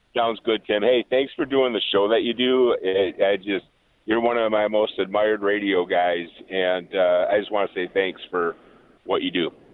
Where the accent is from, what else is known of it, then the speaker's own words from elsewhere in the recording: Racine, Wisconsin, United States; moved away as an adult; now in Helena, United States; I grew up in Racine, and uh, went to Case High School back there, and uh, we moved out here about 20 years ago